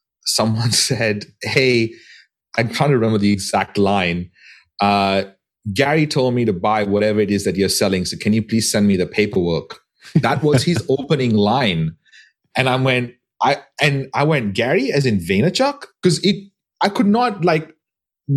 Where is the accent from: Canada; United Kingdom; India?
India; Goa; my hometown in Goa